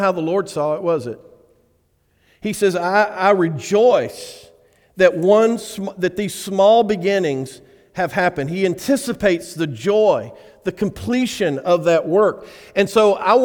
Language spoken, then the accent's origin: English; Alabama, United States; I'm from Alabama